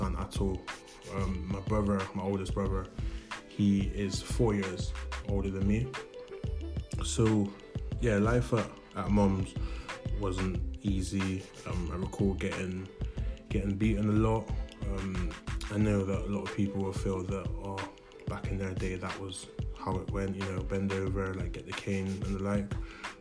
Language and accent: English; Bristol, South West England, United Kingdom; I was born in Bristol, 1994